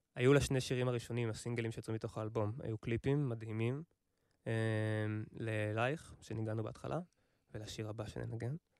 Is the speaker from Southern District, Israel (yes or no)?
no; Kfar Haruvim, Central District, Israel; אני מכפר חרוצים